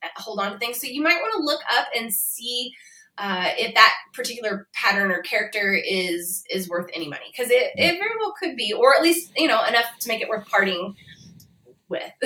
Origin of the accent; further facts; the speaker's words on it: Indiana or Kentucky, Midwest, United States; moved away as an adult; I grew up in the Midwest, kind of on the border of the South